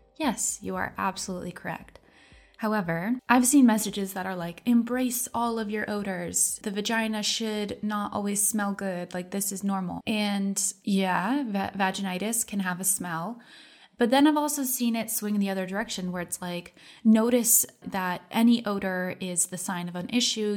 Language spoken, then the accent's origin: English; United States; I grew up in America